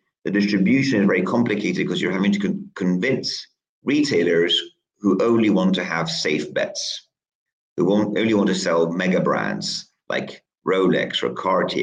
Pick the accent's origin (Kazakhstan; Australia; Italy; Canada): Italy; moved away as an adult; also born or lived in New York; now in United Kingdom; I grew up in Italy. And when I was 19, I finished high school and I came to the UK